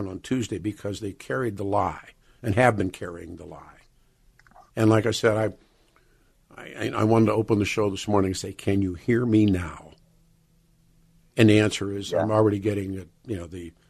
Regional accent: Pittsburgh, Pennsylvania, United States; I grew up in Pittsburgh, and the little steel mill town I grew up in, Braddock is pretty close to there

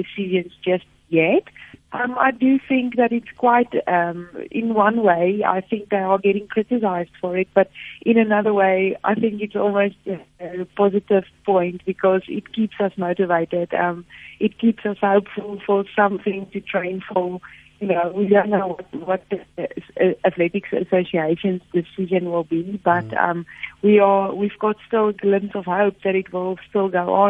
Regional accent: Free State, South Africa; moved away as an adult; that is where I grew up, in the farm. I had a farm life through all my childhood years

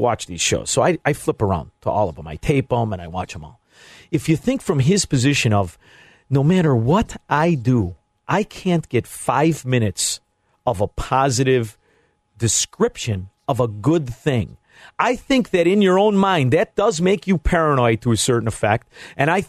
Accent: Chicago, Illinois, United States; also born or lived in Florida; I'm from Chicago, Illinois

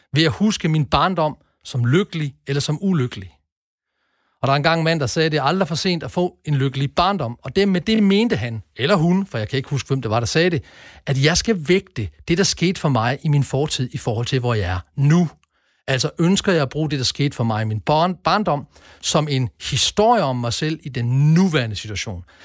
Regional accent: Denmark

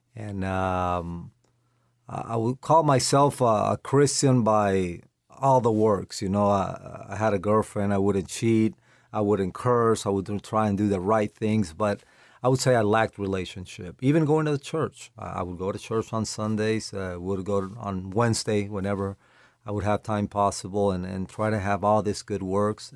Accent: Caracas, Capital District, Venezuela; moved away as an adult; also born or lived in Lawrence, Kansas; now in Florida, United States; I grew up in, uh, Caracas, Venezuela, uh, born there

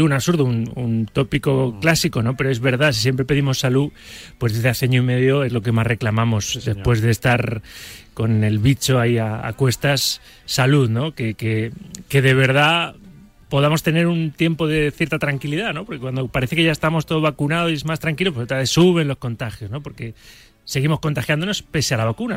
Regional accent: Valencian Community, Spain; moved away as an adult; now in Madrid, Spain; Yo soy valenciano Llevo 20 años aquí en Madrid

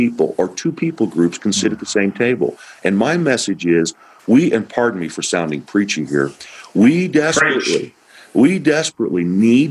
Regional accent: Indiana, United States; moved away as an adult; now in New Jersey, United States; I grew up in Indiana.

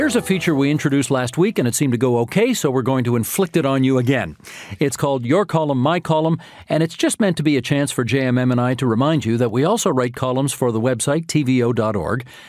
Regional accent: Ontario, Canada; my most formative years growing up in Ontario

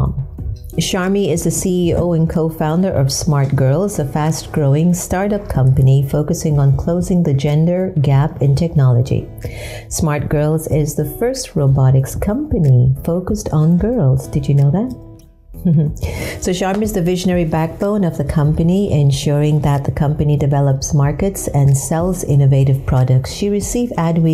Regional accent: United States; with my background of being half Indian and half African Caribbean and being raised in America

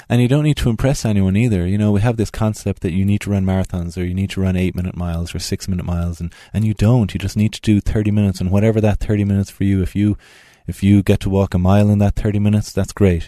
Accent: Tipperary, Munster, Ireland; moved away as an adult; now in Utah, United States; I'm from Tipperary in the Midlands of Ireland. Moved out to America thirteen years ago, and then moved out to Utah five years ago.

